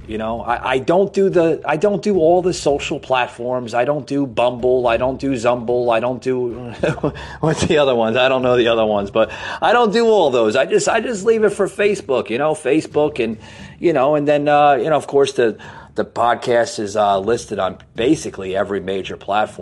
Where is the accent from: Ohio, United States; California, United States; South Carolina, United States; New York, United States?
New York, United States; New York City; moved away; I'm from New York City originally.